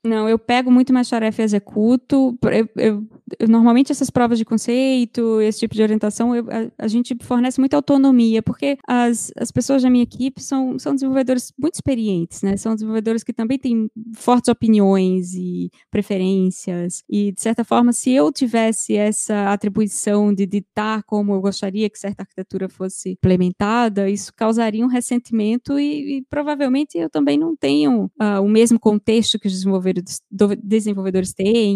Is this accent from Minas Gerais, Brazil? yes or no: no; Recife, Pernambuco, Brazil; moved away as an adult; also born or lived in Rio de Janeiro, Brazil; now in São Paulo, Brazil; saí de Recife em 2008